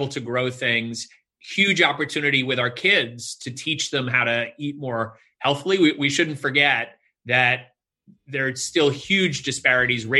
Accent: New York City, New York, United States; my roots growing up in New York City

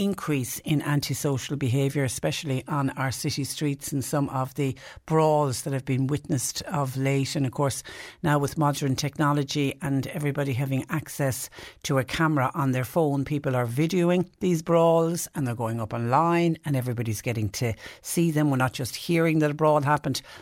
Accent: Ireland; back home in Ireland

